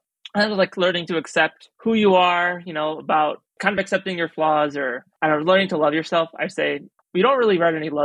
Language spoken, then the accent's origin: English; Chicago, Illinois, United States; I'm from here.